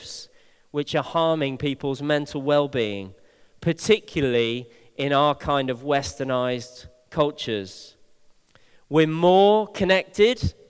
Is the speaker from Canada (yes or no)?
no; Bristol, South West England, United Kingdom; one of my oldest friends, who I grew up with here in Bristol